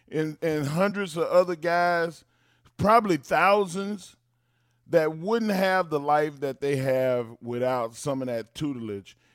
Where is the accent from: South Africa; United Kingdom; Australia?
United Kingdom; England; that's I'm so English.